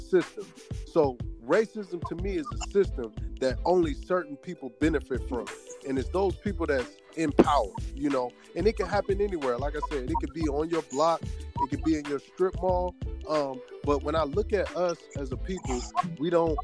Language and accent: English; the South, United States; I grew up in the South around the Confederate flags and the whole gambit